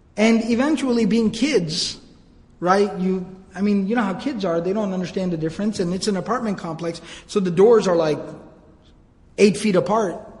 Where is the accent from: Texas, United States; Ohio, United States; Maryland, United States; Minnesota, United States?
Texas, United States; Arlington; I grew up here in the Dallas area, actually in Arlington